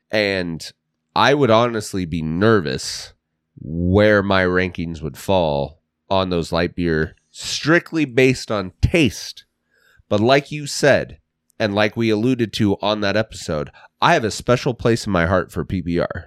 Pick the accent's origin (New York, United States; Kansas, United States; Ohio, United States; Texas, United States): Kansas, United States; Russell; We're from Kansas. Russell Rangers.